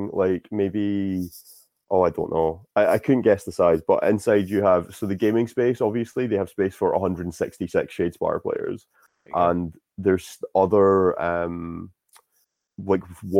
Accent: Scotland, United Kingdom; I'm Scottish.

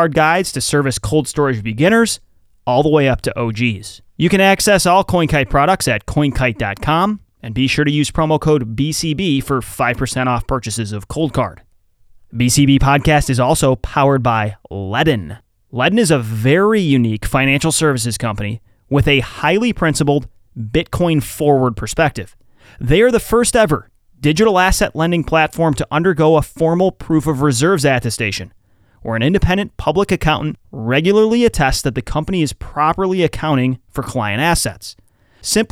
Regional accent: the Midwest near Chicago, Illinois, United States; I grew up in the Midwest near Chicago

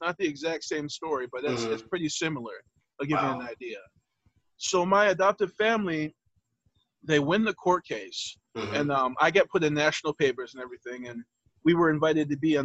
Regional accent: Detroit, Michigan, United States; I was born in Henry Ford Hospital, 1983

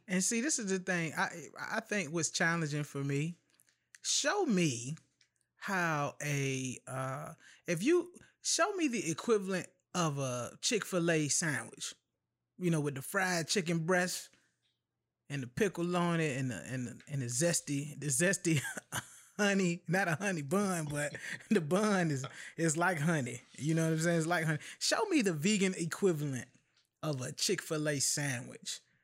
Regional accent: Chesapeake, Virginia, United States; I'm from Chesapeake, Norfolk, Virginia, man. I'm from southeastern Hampton Roads, Virginia, and have roots in uh, northeastern North Carolina

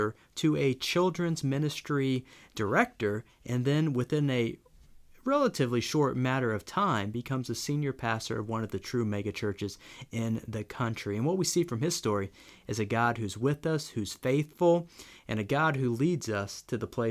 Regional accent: United States; I'm an American

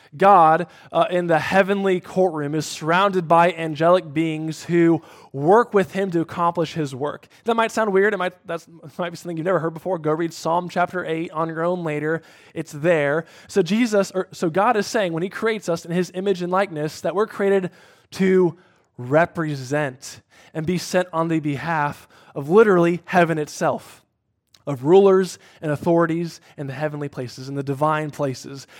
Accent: Cincinnati, Ohio, United States; moved away; my hometown Bengals

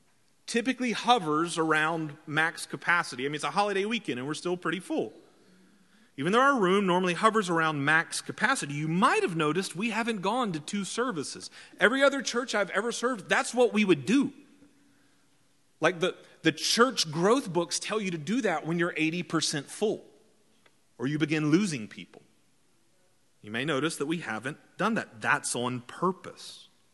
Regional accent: Georgia, United States; accent: redneck; I've worked very hard to shed my redneck accent that I had growing up in the deep woods of South Georgia.

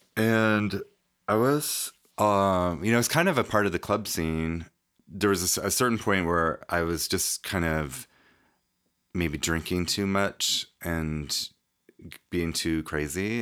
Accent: Reno, Nevada, United States; I grew up in Reno, Nevada

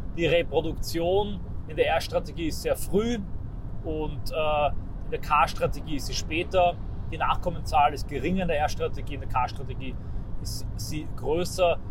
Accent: Austria; bei uns in Österreich

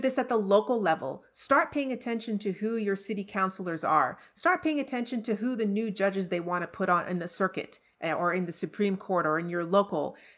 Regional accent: Pointe-Claire, Quebec, Canada; moved away as an adult; also born or lived in Trinidad; now in Orange Park, United States; I grew up in Point Claire in the suburbs

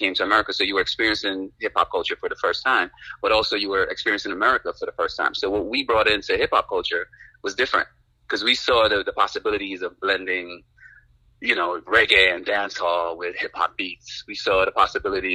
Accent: New York City, New York, United States; born or raised there; also born or lived in Amsterdam, Guyana

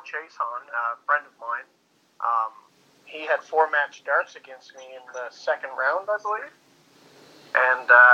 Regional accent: Newfoundland and Labrador, Canada; moved away as an adult; now in Fort McMurray, Canada; I grew up in Newfoundland, Canada

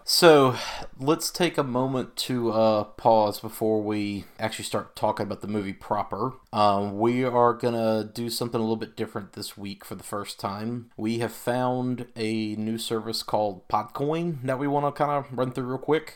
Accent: the South, United States; growing up in the South

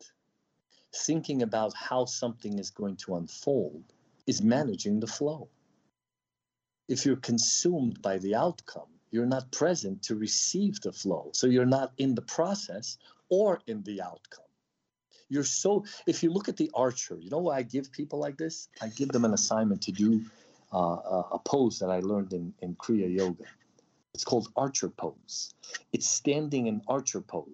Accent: Odesa, Odesa Oblast, Ukraine; moved away; also born or lived in New York / Taos, New Mexico; I'm a New Yorker. I came from Odessa.

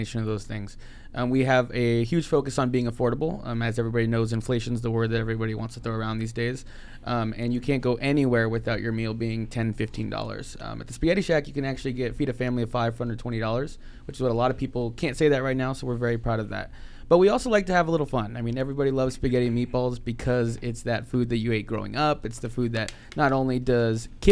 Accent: Queen Creek, Arizona, United States; also born or lived in Phoenix, Arizona; now in Tempe, United States; I grew up in Queen Creek

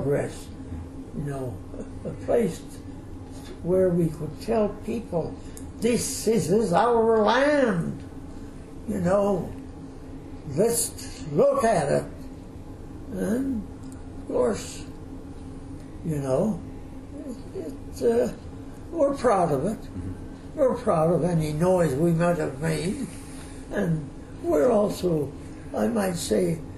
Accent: Moncton, New Brunswick, Canada; I was born in Moncton, New Brunswick

